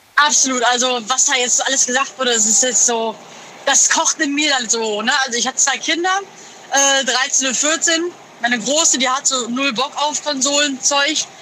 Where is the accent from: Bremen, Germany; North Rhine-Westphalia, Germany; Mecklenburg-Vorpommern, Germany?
North Rhine-Westphalia, Germany; Moers; Ich komme aus Mörs, Nordrhein-Westfalen